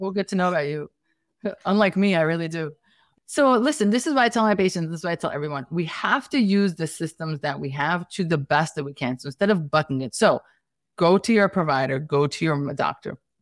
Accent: New York City, New York, United States; accent: Brooklyn, Staten Island, New York City; I'm Staten Island, you know, this is the Brooklyn, Staten Island, New York City kind of accent

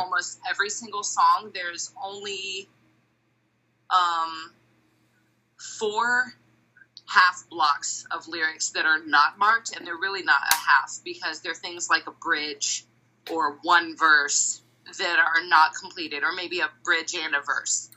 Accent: Dayton, Ohio, United States; Dayton, you know, my hometown

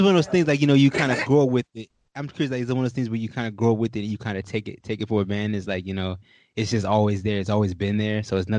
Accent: Virginia, United States; I grew up in Virginia

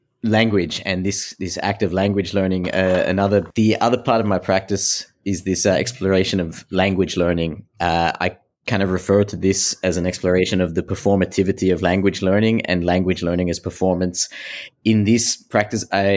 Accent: Australia; now in Antwerp, Belgium; I am originally from Australia, but my parents come from Sri Lanka. But I am now living in Antwerp in Belgium

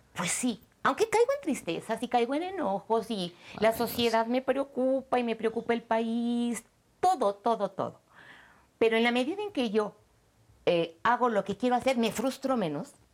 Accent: Mexico; me ha formado como mexicana, como mujer, como mamá

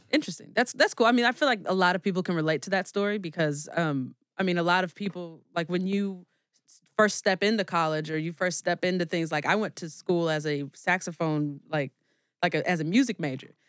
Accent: California, United States; moved away as an adult; now in Chicago, United States; we're actually originally from California, but, um, I've moved out here five years ago.

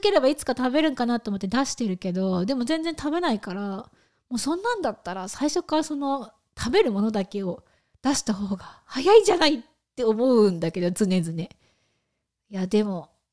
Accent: Japan; moved away as an adult; now in United States; 日本は添い寝がまあ主流なのか主流だったのかっていう感じで、うん、まあうちのね姉も添い寝とかだったしもちろん私も添い寝で育った

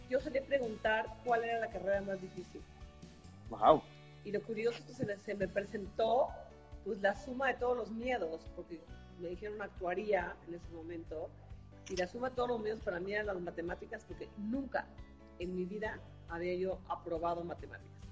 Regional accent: Comitán, Chiapas, Mexico; born there; Es un contraste muy importante en mi vida porque nací en Comitán, Chiapas, a donde estoy ahora.

